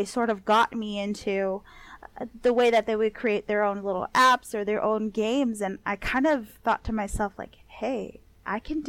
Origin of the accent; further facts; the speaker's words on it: Los Angeles, California, United States; I grew up in East